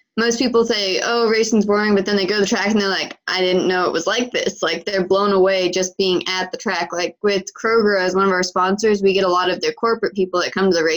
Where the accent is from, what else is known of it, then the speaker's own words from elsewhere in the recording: California, United States; moved away as an adult; now in North Carolina, United States; I moved from California to North Carolina about 3 months after I turned 18.